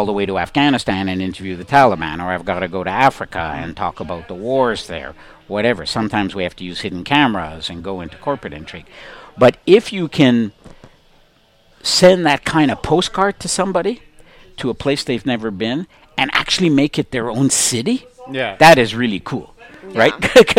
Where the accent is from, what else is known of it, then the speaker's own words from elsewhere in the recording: Montreal, Quebec, Canada; I'm born and raised in Montreal, spent almost all my life in Montreal.